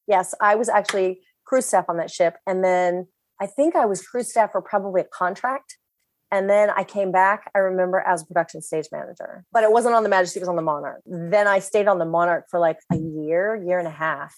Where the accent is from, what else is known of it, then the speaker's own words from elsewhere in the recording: Virginia Beach, Virginia, United States; I grew up in Virginia Beach, Virginia